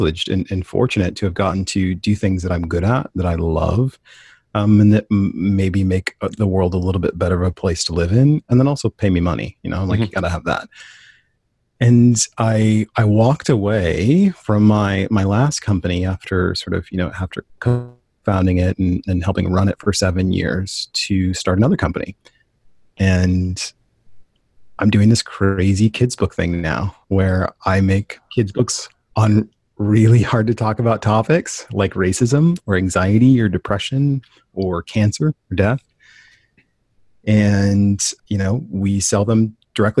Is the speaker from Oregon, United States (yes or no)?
yes; Portland, Oregon, United States; born and raised in Portland, Oregon